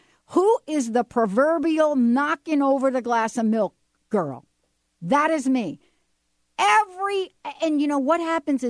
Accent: New York City, New York, United States; I don't come from a china family. I'm telling you, I come from the Bronx.

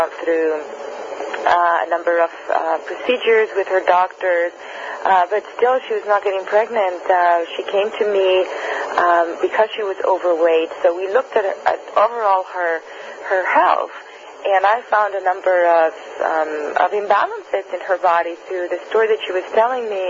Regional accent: Spain; now in United States; I'm originally from Spain

